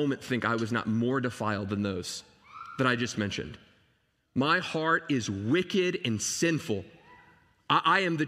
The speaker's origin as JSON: {"language": "English", "town": "Dallas", "region": "Texas", "country": "United States", "tie": "born or raised there", "said": "I grew up in Dallas, Texas"}